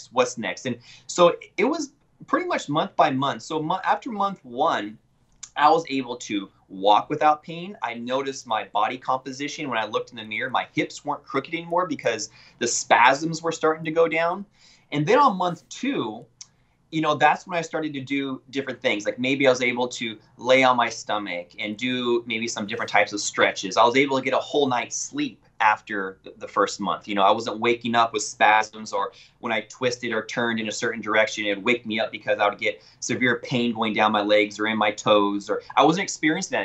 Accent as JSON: {"language": "English", "town": "Yakima", "region": "Washington", "country": "United States", "moved": "as an adult", "lives_now": "McAllen, United States", "said": "I'm originally from Yakima, Washington, and I went to school at the University of Washington School of Medicine."}